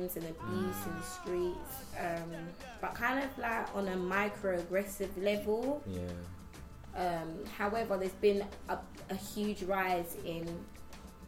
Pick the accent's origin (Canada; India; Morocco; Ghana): Ghana; now in United Kingdom; I'm Ghanaian